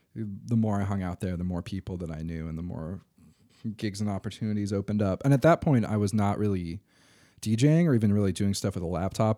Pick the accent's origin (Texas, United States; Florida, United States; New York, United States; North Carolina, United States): North Carolina, United States; Durham; I grew up in Durham, uh, went to middle and high school at D S A.